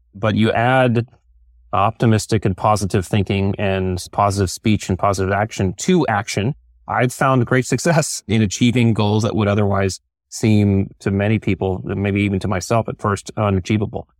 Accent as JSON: {"language": "English", "region": "Connecticut", "country": "United States", "tie": "born or raised there", "said": "I grew up in Connecticut"}